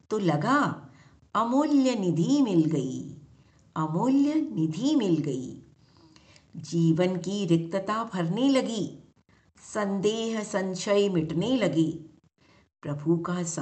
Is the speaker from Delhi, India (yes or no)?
yes; Delhi, India; दिल्ली से हूँ